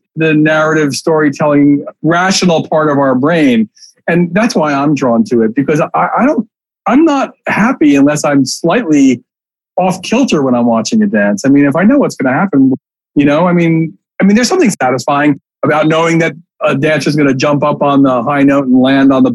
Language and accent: English; New York City, New York, United States; I grew up in the East Village.